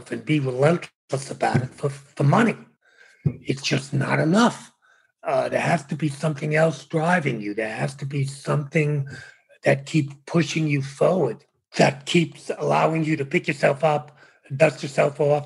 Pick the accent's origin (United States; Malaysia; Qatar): United States; New York City, New York; also born or lived in Bronx; I was born in the Bronx, raised in Brooklyn